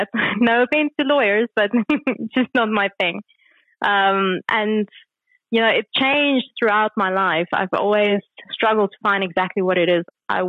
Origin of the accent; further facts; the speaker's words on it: Kempton Park, Gauteng, South Africa; I was born in Kempton Park and grew up in Kempton Park, went to school there as well. So that's where I was up until about the age of 18